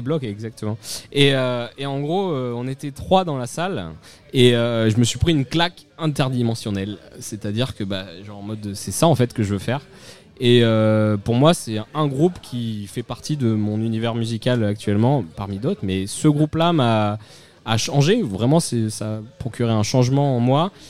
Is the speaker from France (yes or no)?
yes; Cannes, Provence-Alpes-Côte d'Azur, France; je viens de Cannes